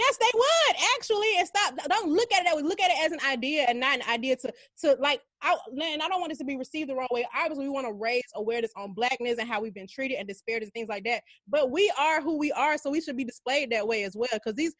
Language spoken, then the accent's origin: English; Atlanta, Georgia, United States; I'm glad I'm from the hood. I'm glad I'm from Atlanta.